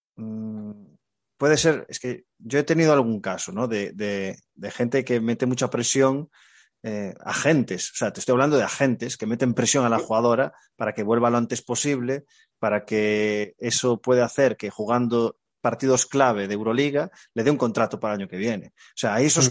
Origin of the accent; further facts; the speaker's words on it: Galicia, Spain; Como buen gallego